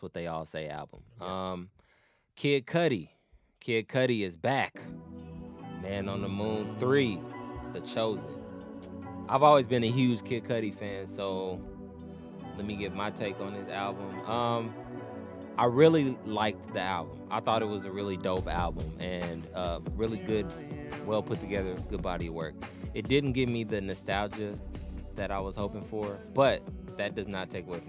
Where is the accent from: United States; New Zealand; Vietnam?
New Zealand; I'm a Kiwi G.